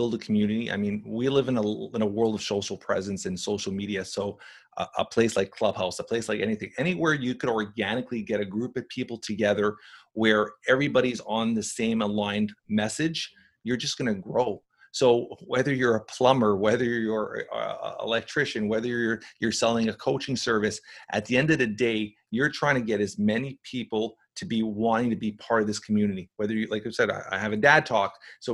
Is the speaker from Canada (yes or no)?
yes; Canada; because he's Canadian, we're Canadian